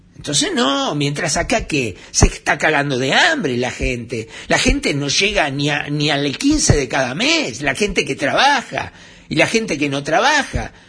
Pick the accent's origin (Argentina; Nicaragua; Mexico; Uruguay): Uruguay